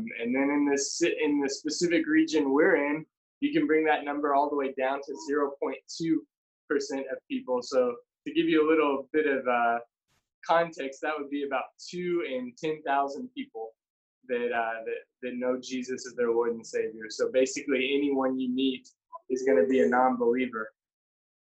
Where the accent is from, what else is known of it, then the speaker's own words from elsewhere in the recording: Owensboro, Kentucky, United States; I'm from Owensboro, Kentucky